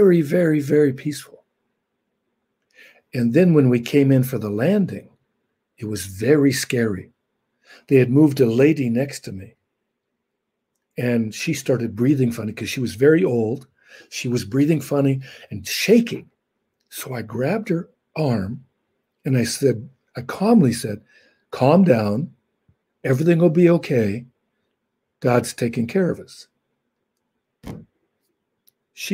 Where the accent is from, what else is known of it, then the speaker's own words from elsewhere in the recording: Los Angeles, California, United States; I was born in Los Angeles